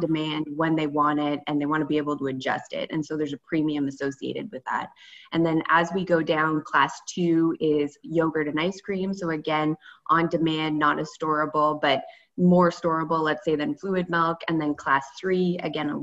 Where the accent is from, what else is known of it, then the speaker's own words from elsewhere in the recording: Stormont County, Eastern Ontario, Canada; moved away as an adult; also born or lived in Kingston / Guelph; now in Toronto, Canada; I grew up in Eastern Ontario in the lovely Stormont County and came to Toronto to start working for DFO